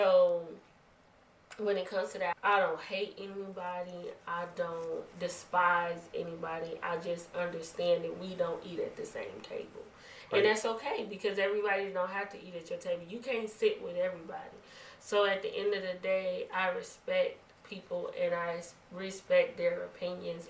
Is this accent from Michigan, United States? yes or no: yes; Detroit, Michigan, United States; I'm from a big town. I'm from Detroit.